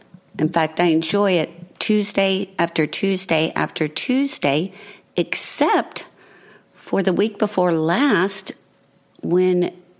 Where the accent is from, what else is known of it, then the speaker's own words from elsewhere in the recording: Puerto Rico; you know, I'm from Puerto Rico.